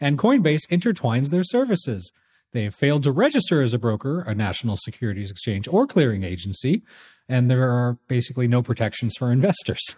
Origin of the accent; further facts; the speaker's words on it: California, United States; now in Toronto, Canada; I grew up in California